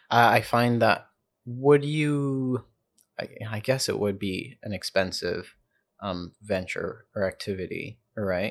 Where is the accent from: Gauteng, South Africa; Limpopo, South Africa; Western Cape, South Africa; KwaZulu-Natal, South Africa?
Gauteng, South Africa; Johannesburg; born or raised there; also born or lived in Zambia / Prince Edward Island, Canada; now in Toronto, Canada